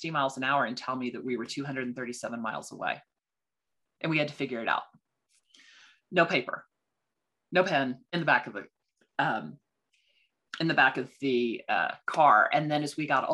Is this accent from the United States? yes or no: yes; Texas, United States; moved away; also born or lived in Washington, D.C.; Now I'm from Texas. So in Texas, it's voir dire. With the accent.